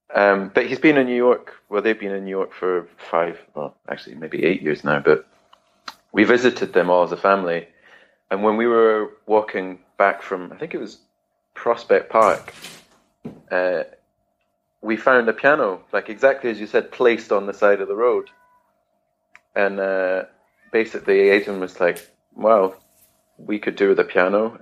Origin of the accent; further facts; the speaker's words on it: Edinburgh, Scotland, United Kingdom; moved away as an adult; also born or lived in London / Bergen; I grew up in Edinburgh, in Scotland